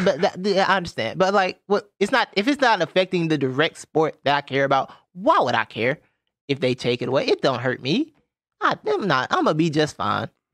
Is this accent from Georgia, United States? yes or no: yes; Georgia, United States; Growing up in the South, I'm from Georgia